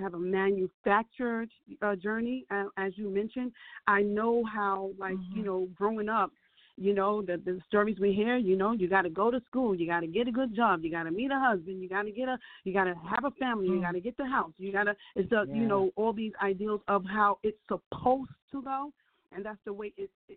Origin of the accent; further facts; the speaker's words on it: Jersey City, New Jersey, United States; I'm a woman born and raised in Jersey City